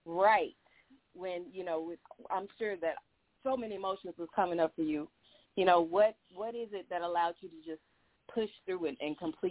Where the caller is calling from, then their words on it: Honolulu, Hawaii, United States; I'm calling from Honolulu, Hawaii.